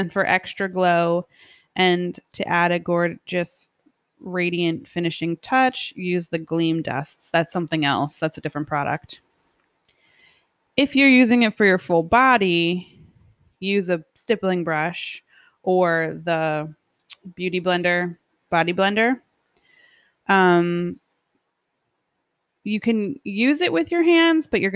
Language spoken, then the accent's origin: English; New York, United States; We're from New York.